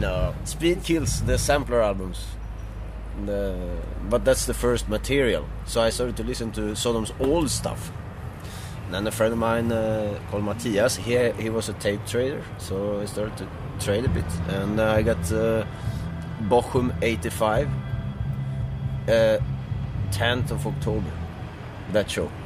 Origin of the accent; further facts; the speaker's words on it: Gothenburg, Västra Götaland, Sweden; I'm from the Gothenburg area